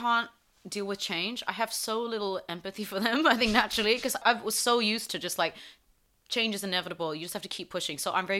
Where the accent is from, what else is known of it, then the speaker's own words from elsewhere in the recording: South East England, United Kingdom; English. Yeah, he's English. I grew up in Surrey.